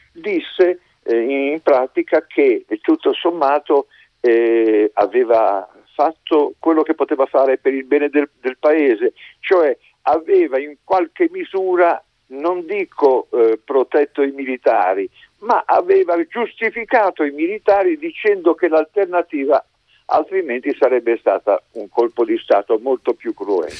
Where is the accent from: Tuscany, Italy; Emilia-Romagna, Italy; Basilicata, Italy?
Emilia-Romagna, Italy; Modena; io sono modenese